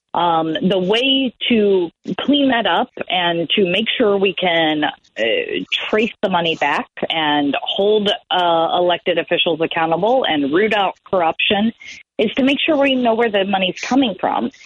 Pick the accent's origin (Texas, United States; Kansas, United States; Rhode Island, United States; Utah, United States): Kansas, United States; my home state of Kansas